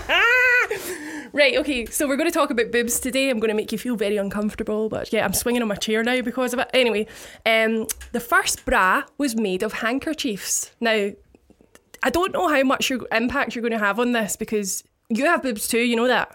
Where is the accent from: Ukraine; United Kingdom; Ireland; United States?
United Kingdom; Paisley, Scotland; I'm from a town, the biggest town in Scotland called Paisley